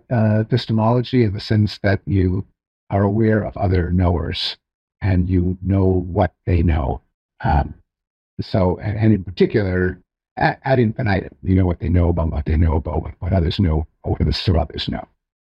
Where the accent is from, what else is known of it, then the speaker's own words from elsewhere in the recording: Canada; I'm Canadian.